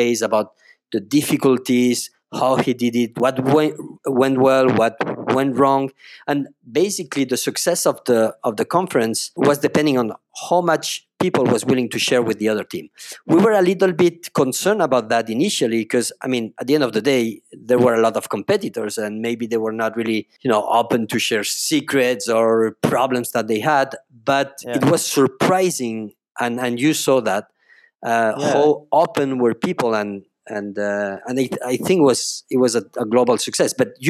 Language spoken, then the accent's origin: English; Spain; also born or lived in France; So I was born in France 41 years ago. I lived in France 7 years, and then I moved to Spain. So I live all my life in Spain.